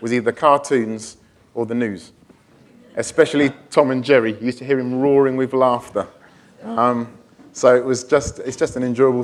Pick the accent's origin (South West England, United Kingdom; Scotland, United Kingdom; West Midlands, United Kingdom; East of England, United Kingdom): West Midlands, United Kingdom; near Stratford-upon-Avon; moved away as an adult; also born or lived in Walthamstow; now in London, United Kingdom; we're from Midlands, near Stratford-upon-Avon and stuff, so we used to sort of living out in the countryside